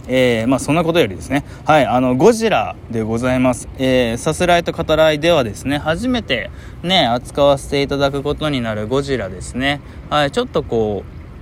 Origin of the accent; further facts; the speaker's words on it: Hiroshima, Japan; 僕の地元、広島